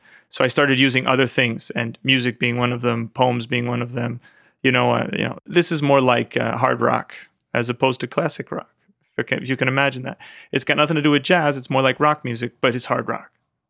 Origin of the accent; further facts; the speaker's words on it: New York, United States; Westchester County. It was very nice. I grew up with my grandmother from Italy, so she really taught me a lot.